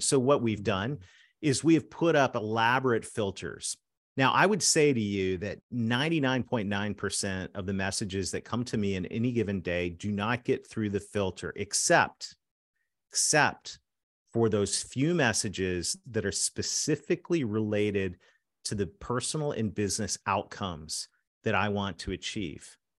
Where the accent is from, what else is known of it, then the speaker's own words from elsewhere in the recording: Canada; I'm a Canadian that married a Southern girl